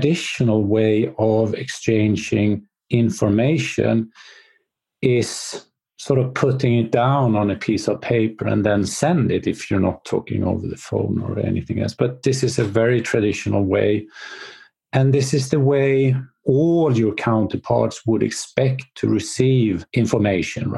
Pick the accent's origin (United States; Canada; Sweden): Sweden; I'm from Sweden.